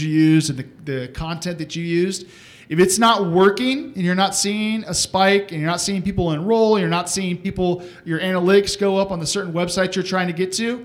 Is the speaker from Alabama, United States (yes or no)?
no; Texas, United States; I'm from Texas